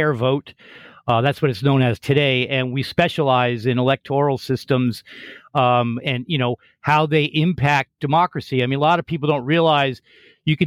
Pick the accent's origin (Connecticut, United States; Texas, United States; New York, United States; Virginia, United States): Connecticut, United States; moved away as an adult; also born or lived in Seattle, Washington / Bellingham, Washington; now in San Francisco, United States; I grew up in Connecticut, East Coast, lived there for the first part of my life up through college